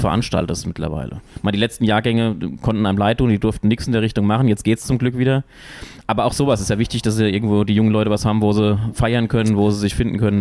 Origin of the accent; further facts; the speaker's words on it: Wölfersheim, Hesse, Germany; Ich komme ja aus Wölversheim